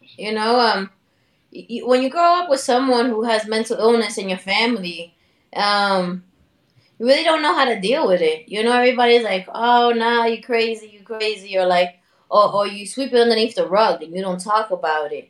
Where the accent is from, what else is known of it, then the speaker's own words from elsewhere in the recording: New York City, New York, United States; also born or lived in Dominican Republic; I was born in Harlem. I'm a, I'm a New York City native, raised in Washington Heights and in Dominican Republic